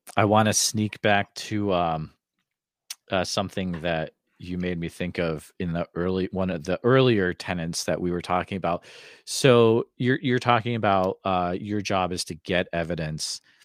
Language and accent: English; Northfield, Massachusetts, United States; moved away; I grew up in Northfield